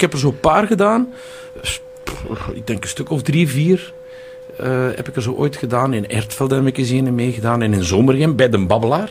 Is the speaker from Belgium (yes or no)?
yes; Tielrode, Flanders, Belgium; in Tielrode, waar ik opgegroeid ben.